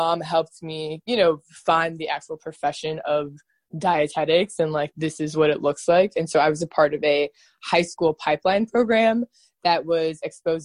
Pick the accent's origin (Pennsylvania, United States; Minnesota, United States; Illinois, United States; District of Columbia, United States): Illinois, United States; Oak Park; moved away; also born or lived in Washington, D.C.; I am originally from Chicago, Illinois, from Oak Park, Illinois, which is right outside Chicago.